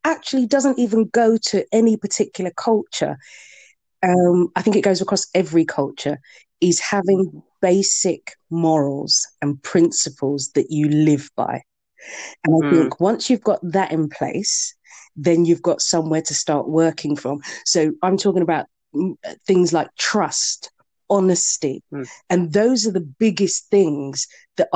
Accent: Bedford, East of England, United Kingdom; to live and to be born and brought up in Bedford

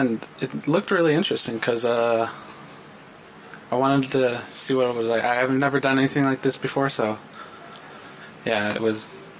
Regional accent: Stony Creek, near Vanderhoof, British Columbia, Canada; I'm from Stony Creek, out by Vanderhoof

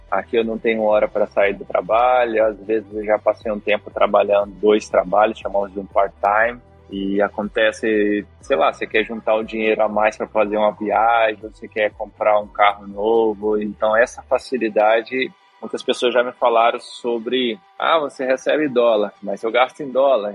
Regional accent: São Mateus, Espírito Santo, Brazil; moved away as an adult; now in Oranjestad, Aruba; Eu sou capixaba, Espírito Santo, Uh, morava em São Mateus, onde meus pais atualmente moram.

